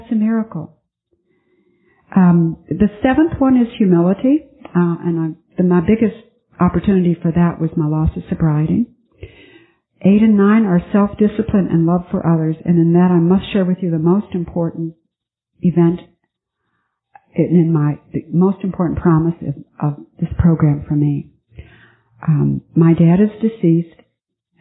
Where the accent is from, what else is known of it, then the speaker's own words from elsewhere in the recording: Buffalo, New York, United States; moved away; I flew to Buffalo, my hometown, and I visited my girlfriend from high school